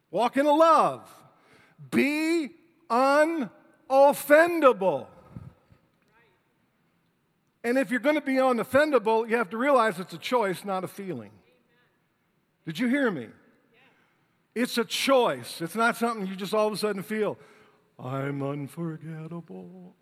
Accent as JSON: {"language": "English", "town": "Detroit", "region": "Michigan", "country": "United States", "tie": "born or raised there", "said": "Detroit, Michigan, my hometown"}